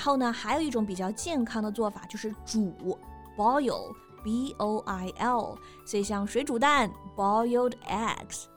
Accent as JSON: {"language": "Chinese", "region": "Hunan", "country": "China", "said": "毕竟我们都是湖南人"}